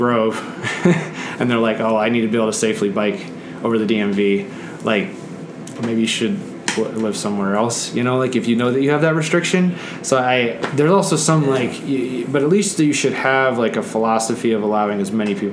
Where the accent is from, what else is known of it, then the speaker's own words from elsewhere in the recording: Netherlands; moved away; I grew up in the Netherlands, which is like the most bike-friendly country in the world